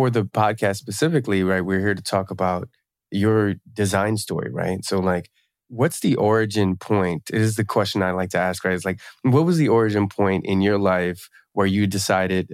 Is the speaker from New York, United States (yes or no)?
no; Camden, New Jersey, United States; I grew up in Camden, New Jersey